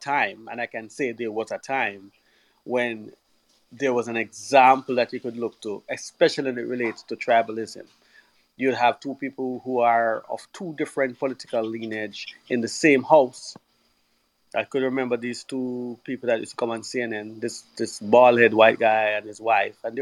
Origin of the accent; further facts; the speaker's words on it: Jamaica; Growing up in Jamaica, where political tribalism was as a rife, as a kid and as a teenager